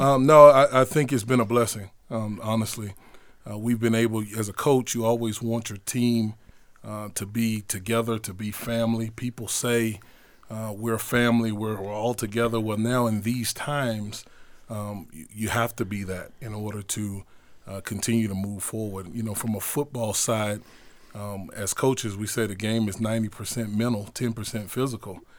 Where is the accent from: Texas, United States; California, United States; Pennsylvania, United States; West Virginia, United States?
Texas, United States; Houston; I grew up in Houston, Texas, on the north side of Houston, neighborhood called Acres Homes Community